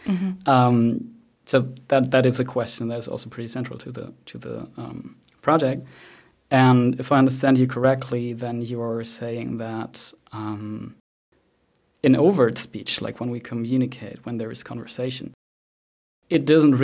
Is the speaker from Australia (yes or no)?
no; Bavaria, Germany; So I grew up in Bavaria, and sometimes my inner speech is Bavarian, although I do not have that accent at all.